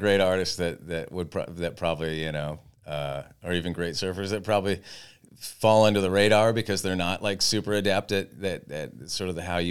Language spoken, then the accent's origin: English; Santa Barbara, California, United States; I grew up in Santa Barbara and was a total beach kid, but I never surfed.